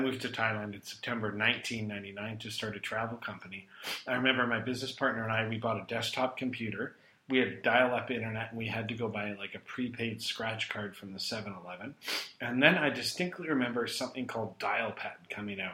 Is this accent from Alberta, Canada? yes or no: yes; Calgary, Alberta, Canada; now in Kuala Lumpur, Malaysia; Alberta's my home. I'm originally from Calgary.